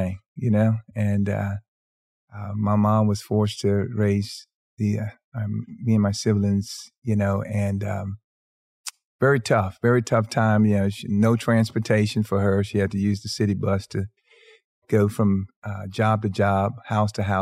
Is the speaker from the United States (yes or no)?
yes; Houston, Texas, United States; I'm all the way from H-Town, Houston, Texas.